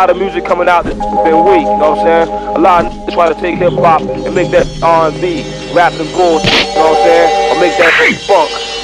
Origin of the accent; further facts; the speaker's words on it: Brooklyn, New York, United States; I'm from Brooklyn. There's like two O's in that motherfucker.